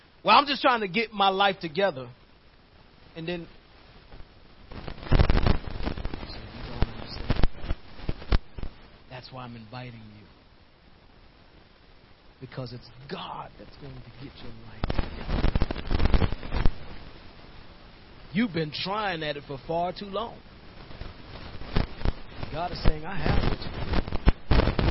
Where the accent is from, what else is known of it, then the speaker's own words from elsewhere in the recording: New York, United States; moved away; the neighborhood I used to live in growing up in New York